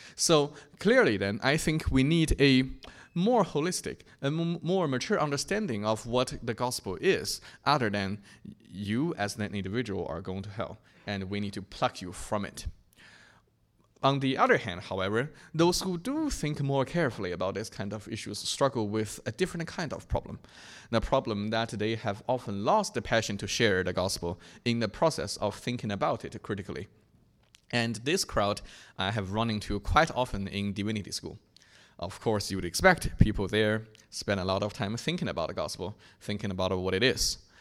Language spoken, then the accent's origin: English; China; my hometown in China